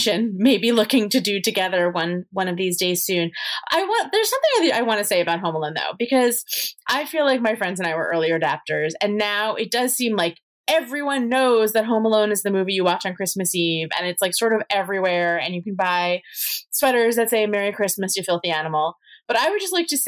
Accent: Long Island, New York, United States; the town that I grew up in was the seat of the Archdiocese of Long Island

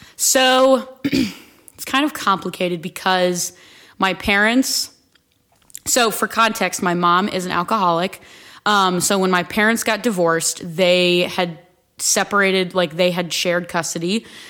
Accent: Akron, Canal Fulton, and Stow, Ohio, United States; I grew up split between Akron, Canal Fulton, and Stowe

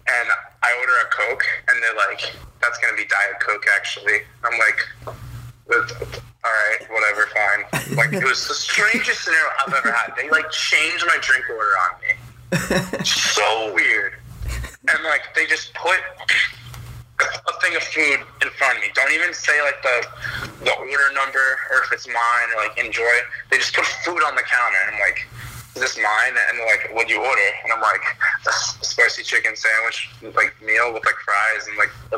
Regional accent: Birmingham, Massachusetts, United States; my hometown of Birmingham, Mass

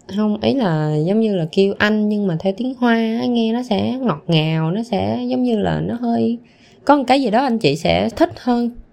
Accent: Vietnam; moved away; mình nó có cái tuổi thơ ở Việt Nam

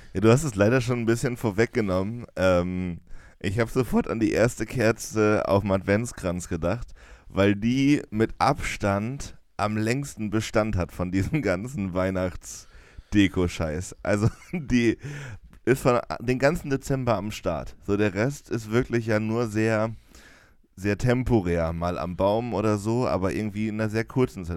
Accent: Jena, Thuringia, Germany; bei uns in Jena

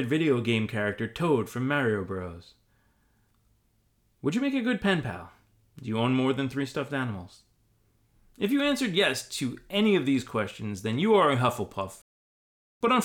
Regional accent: United States; I'm an American

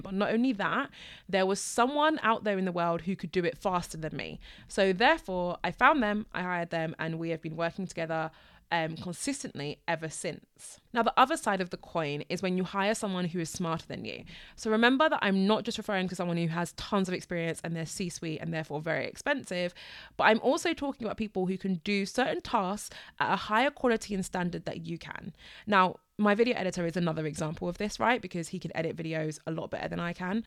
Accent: United Kingdom; I am British

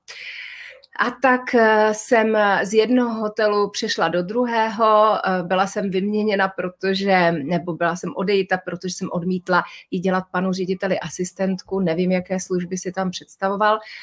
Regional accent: Prague, Czechia; also born or lived in Moravia; jako dítě jsem vyrůstala se svými rodiči v Praze

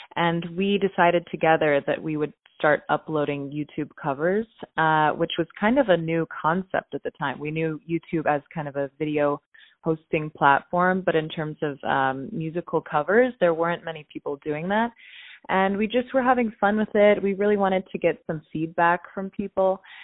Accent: Pittsburgh, Pennsylvania, United States; I was born in Pittsburgh, Pennsylvania

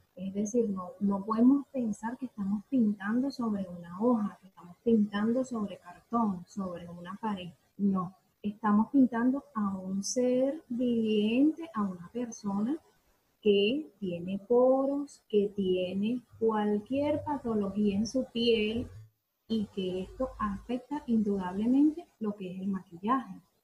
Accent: Venezuela; moved away as an adult; now in Argentina; soy venezolana, sin embargo, en nuestro país no tuve la oportunidad

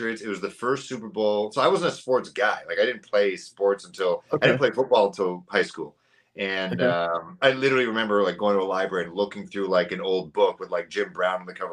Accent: Canada

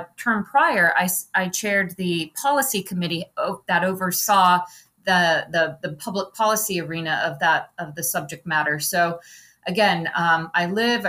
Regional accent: Alaska, United States; also born or lived in Florida; now in Florida Keys, United States; I'm originally from Alaska, but my roots are in the state of Florida

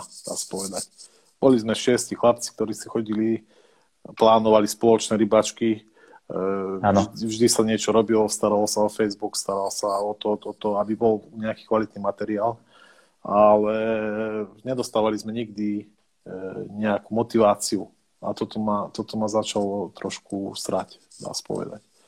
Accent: southern central Slovakia, Slovakia; pochádzam z juhu stredného Slovenska, čiže mám blízko maďarskej hranice.

